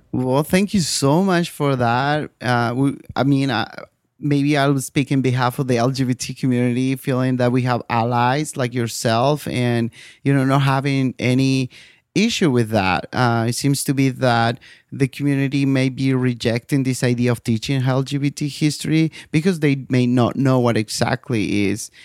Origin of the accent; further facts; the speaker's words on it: Bolivia; moved away; my home country, Bolivia